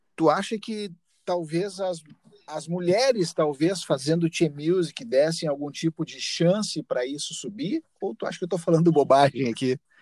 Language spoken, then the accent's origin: Portuguese; Santana do Livramento, Rio Grande do Sul, Brazil; also born or lived in Rivera, Uruguay; eu nasci em Rivera, me criei uma parte da minha vida em Livramento